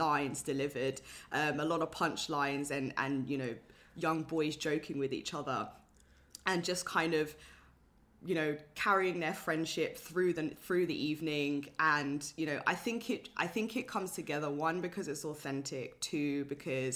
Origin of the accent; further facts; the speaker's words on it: London, United Kingdom; I grew up in London, North London as well